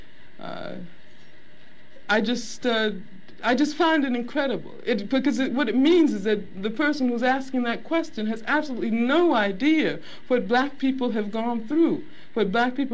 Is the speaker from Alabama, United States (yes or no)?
yes; Birmingham, Alabama, United States; I grew up in Birmingham, Alabama